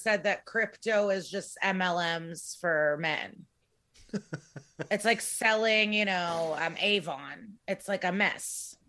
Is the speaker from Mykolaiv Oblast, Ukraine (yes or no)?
no; Odesa, Odesa Oblast, Ukraine; moved away; I was born in Odessa in the former Soviet Union, present day Ukraine. I'm a Russian speaking Jew. And I thought I was Russian.